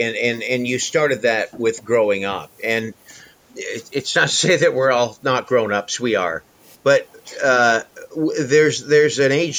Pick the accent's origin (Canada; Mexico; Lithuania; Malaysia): Canada; we're Canadian